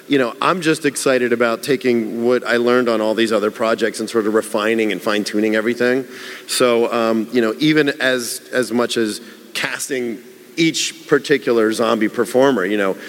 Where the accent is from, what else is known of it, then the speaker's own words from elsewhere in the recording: Pittsburgh, Pennsylvania, United States; I guess when I grew up in Pittsburgh, I just assumed everybody loved zombies